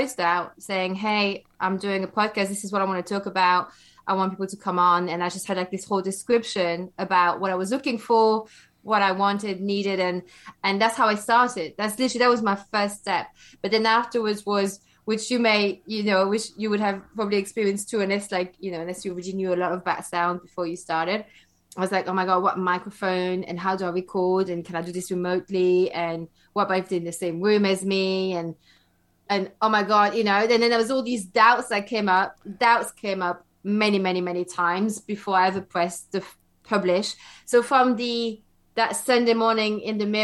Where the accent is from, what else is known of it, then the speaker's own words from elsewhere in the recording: Belgium; also born or lived in London, United Kingdom; now in United Kingdom; where I come from, I grew up in Belgium. And so now I live in the UK.